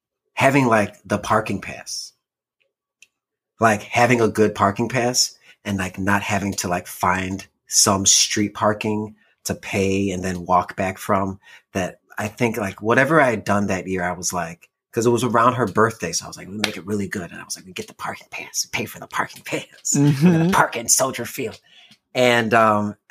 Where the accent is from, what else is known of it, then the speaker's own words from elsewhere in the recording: Illinois, United States; moved away as an adult; now in California, United States; Like, I'm from Illinois.